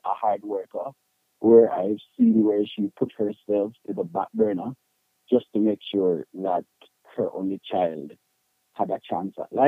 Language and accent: English; Portmore, Saint Catherine, Jamaica; moved away; also born or lived in Spanish Town, Jamaica; I was born in the one and only Spain town, Spanish Town, St. Catherine